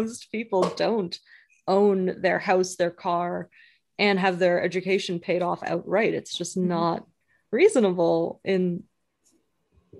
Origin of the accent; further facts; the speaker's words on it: Canada; now in United States; I'm a Canadian currently living in the US